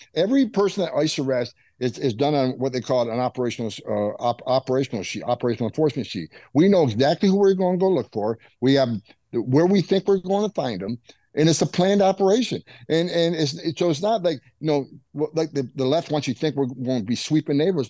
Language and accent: English; St. Lawrence River border, upstate New York, United States; moved away; I grew up on the northern border. That's why I mm-hmm. became a border patrol agent. I grew up there on the St. Lawrence River uh, uh, border in Canada. Yeah, and look, and, and up in upstate New York